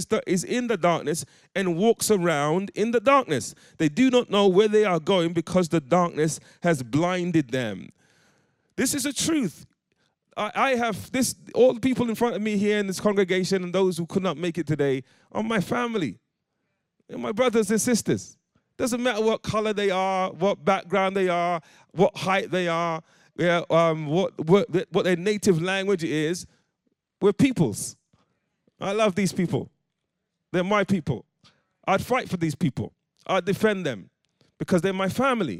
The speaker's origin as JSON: {"language": "English", "region": "London", "country": "United Kingdom", "tie": "born or raised there", "moved": "as an adult", "lives_now": "Coventry, United Kingdom", "said": "growing up in the East End of London"}